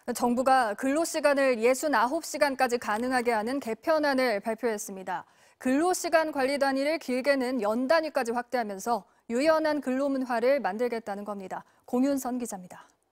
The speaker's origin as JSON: {"language": "Korean", "country": "South Korea"}